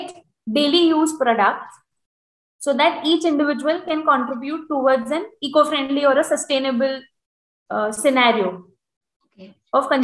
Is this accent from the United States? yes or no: no; India; as a Indian